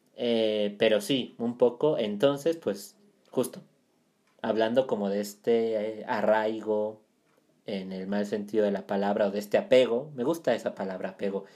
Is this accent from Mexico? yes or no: yes; Mexico City, Mexico; Yo soy de Ciudad de México